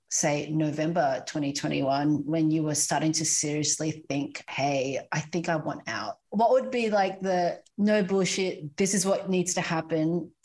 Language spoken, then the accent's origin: English; Philippines; now in Australia; I was born in the Philippines, and I was born in our family compound, which is just a laneway where all my cousins and aunts and my grandparents used to live.